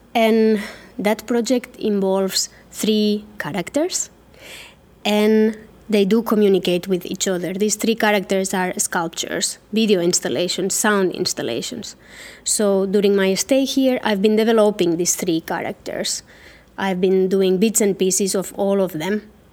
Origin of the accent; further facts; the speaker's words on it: Catalonia, Spain; moved away as an adult; now in Helsinki, Finland; I was born in Catalonia, but I have been living and working for the last 14 years in Helsinki, in Finland.